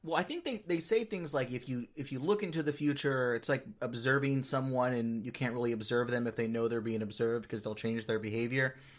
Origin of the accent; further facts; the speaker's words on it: Los Angeles, California, United States; I'm I'm from the Los Angeles area.